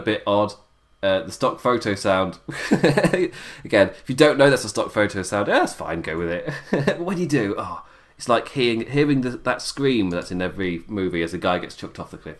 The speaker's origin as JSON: {"language": "English", "region": "England", "country": "United Kingdom", "said": "I'm English"}